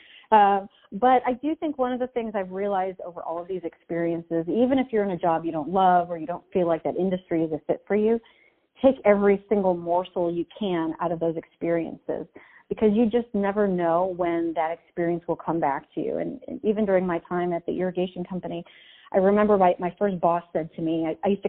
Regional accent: Chicago, Illinois, United States; moved away as an adult; also born or lived in south of France; now in Peoria, United States; I grew up in Chicago

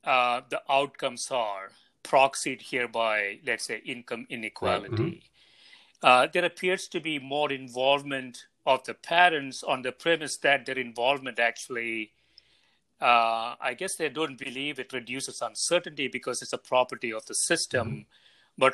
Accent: India; moved away; when I was growing up in India

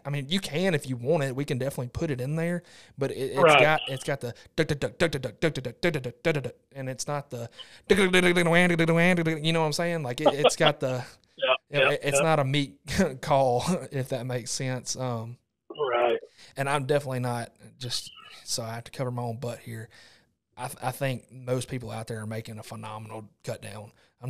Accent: Mississippi, United States; now in Arkansas, United States; I came from Mississippi, and now 99% Arkansas, and I've always blown a cut down.

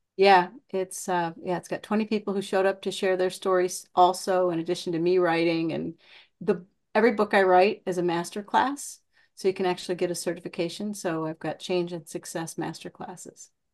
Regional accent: Iowa, United States; I'm from Iowa

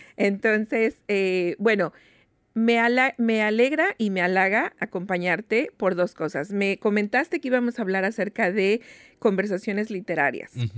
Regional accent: Mexico; now in Seattle, United States; nosotros como mexicanos

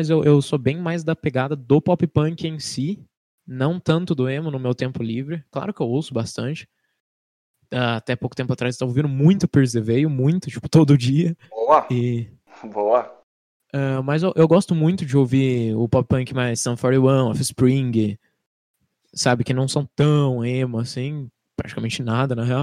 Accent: Campinas region, interior of São Paulo, Brazil; a gente não é de Campinas, a gente é da região de Campinas, uma cidade

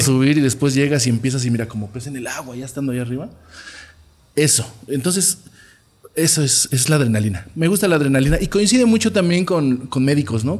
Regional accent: Toluca, State of Mexico, Mexico; Nací en la Alameda de Toluca

